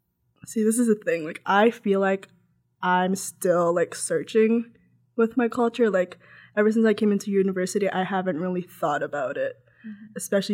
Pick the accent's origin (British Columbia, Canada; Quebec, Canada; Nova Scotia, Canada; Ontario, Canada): Ontario, Canada; Toronto; also born or lived in London, Ontario; I don't even realize that I'm Filipino. Like, and also, I mean, I grew up in Scarborough.